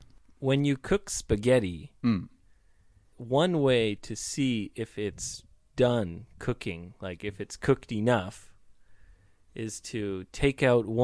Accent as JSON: {"language": "English", "town": "Vancouver", "region": "British Columbia", "country": "Canada", "tie": "born or raised there", "also_born_or_lived": "Australia", "first_language": "English", "moved": "yes", "said": "I'm from Vancouver."}